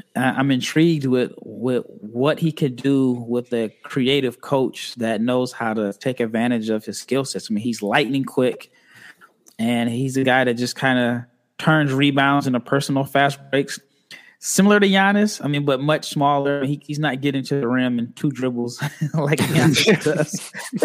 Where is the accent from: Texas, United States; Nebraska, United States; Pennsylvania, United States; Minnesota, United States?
Nebraska, United States; I'm from Nebraska, so born and raised